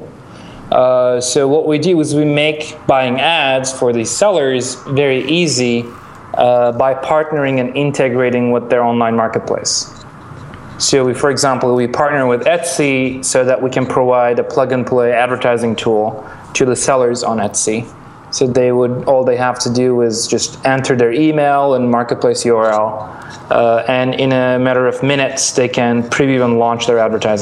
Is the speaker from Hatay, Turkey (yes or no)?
no; Istanbul, Turkey; moved away as an adult; also born or lived in Milan, Italy / New York, United States; I'm Turkish. I grew up in Istanbul.